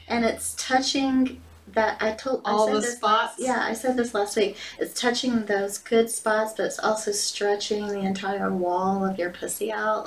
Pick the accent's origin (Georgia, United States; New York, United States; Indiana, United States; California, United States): Georgia, United States; I'm from Georgia